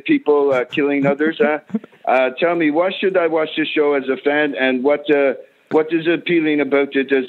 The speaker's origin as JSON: {"language": "English", "town": "Crystal Lake", "country": "United States", "lives_now": "Quebec, Canada", "said": "I'm living in Quebec right now, but I'm originally from Crystal Lake in the United States, huh?"}